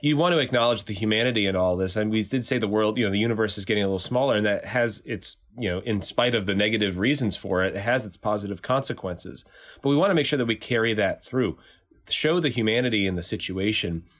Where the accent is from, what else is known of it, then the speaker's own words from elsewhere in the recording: Bristol, Connecticut, United States; moved away; I'm from Bristol, Connecticut, originally